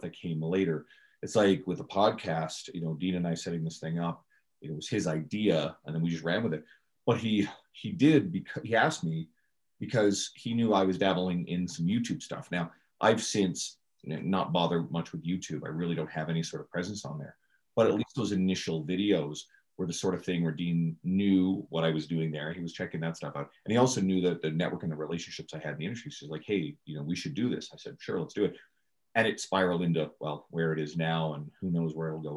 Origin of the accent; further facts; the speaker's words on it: Newfoundland and Labrador, Canada; moved away; we're originally both from Newfoundland